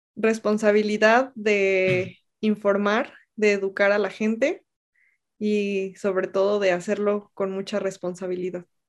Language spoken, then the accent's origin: Spanish; Mexico; moved away as an adult; also born or lived in Mexico City; mi, propio país es un lugar inseguro para los periodistas